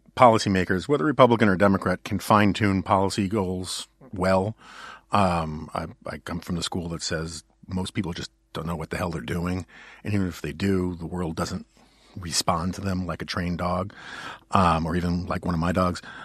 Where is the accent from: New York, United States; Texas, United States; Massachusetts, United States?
New York, United States; New York City; I grew up in New York City where I had a lot of options